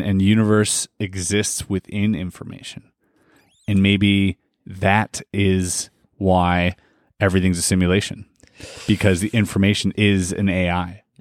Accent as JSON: {"language": "English", "country": "Canada", "said": "we are Canadian"}